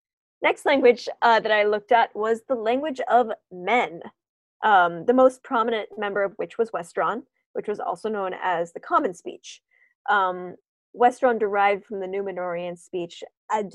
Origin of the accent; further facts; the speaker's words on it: United States; also born or lived in Canada; I'm an American. Yeah, I lived in Canada for 3 years, but come on. Of course I'm an American.